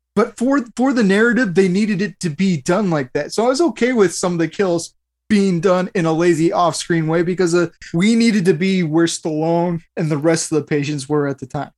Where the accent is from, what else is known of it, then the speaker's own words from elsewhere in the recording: United States; as an American